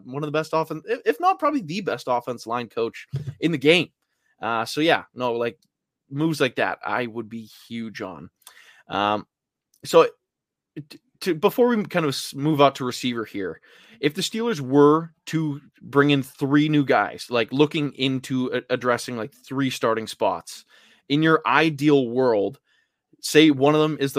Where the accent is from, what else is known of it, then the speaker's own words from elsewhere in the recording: Vancouver, British Columbia, Canada; I'm from Vancouver.